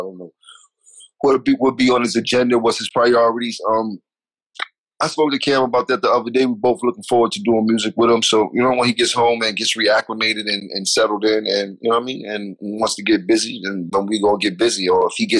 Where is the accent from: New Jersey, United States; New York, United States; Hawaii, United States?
New York, United States; New York City; I'm from Harlem